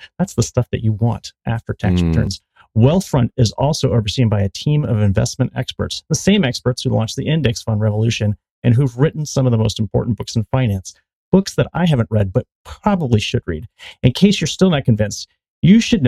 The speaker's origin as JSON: {"language": "English", "region": "Connecticut", "country": "United States", "tie": "born or raised there", "said": "I grew up in Connecticut"}